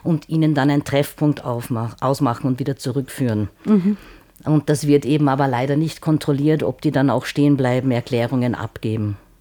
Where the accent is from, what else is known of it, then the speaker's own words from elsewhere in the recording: Salzburg, Austria; ich bin äh, Salzburger